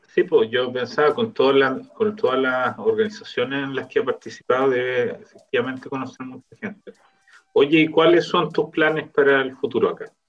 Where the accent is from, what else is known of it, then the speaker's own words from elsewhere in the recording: Viña del Mar, Valparaíso, Chile; now in Israel; con Gabriel nosotros somos de Viña